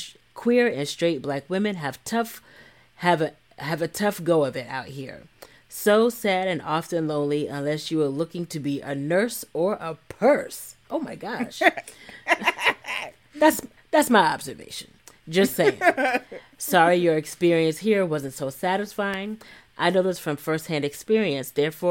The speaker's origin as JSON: {"language": "English", "region": "East Coast", "country": "United States", "said": "Originally, I'm from the East Coast, but I've been living in the Bay for 20 years."}